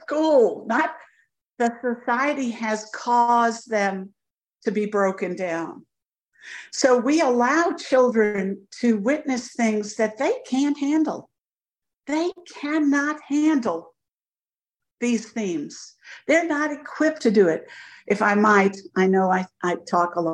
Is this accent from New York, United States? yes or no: yes; New York City, New York, United States; now in Augusta, United States; I'm 70 years old and I grew up in Brooklyn.